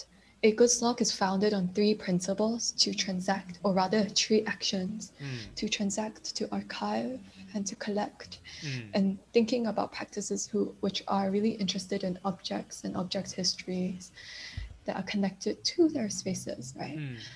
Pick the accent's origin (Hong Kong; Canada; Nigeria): Hong Kong; also born or lived in Beijing; Me coming from a position of growing up in Hong Kong, I actually lived in Beijing for a while as well, and like growing up between many different places, and then where does home actually lie?